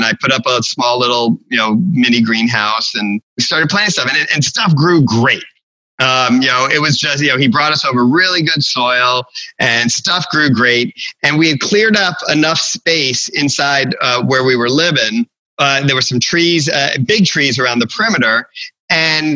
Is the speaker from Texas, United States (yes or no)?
no; Florida, United States; moved away as an adult; also born or lived in Long Island, New York / Chicago; now in Aberdeen, North Carolina, United States; I spent most of the rest of my growing up in Florida